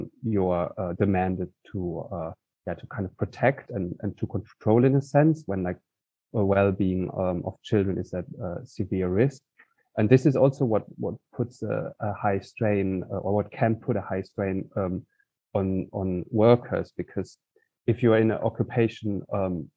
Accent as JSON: {"language": "English", "town": "Cologne", "region": "North Rhine-Westphalia", "country": "Germany", "tie": "born or raised there", "moved": "yes", "said": "I grew up in Cologne."}